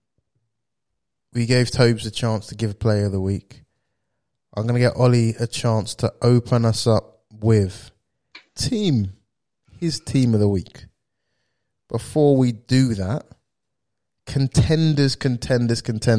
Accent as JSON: {"language": "English", "country": "United Kingdom", "said": "we are British"}